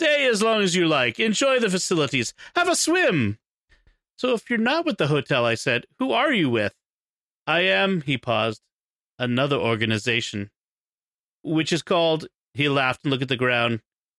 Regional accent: England, United Kingdom; This was especially disconcerting because I'm from England, and I'm not used to being spied on.

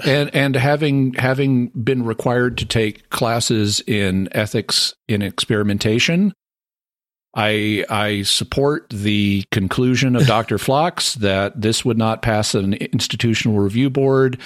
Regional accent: the American South, United States; I'm the Southerner

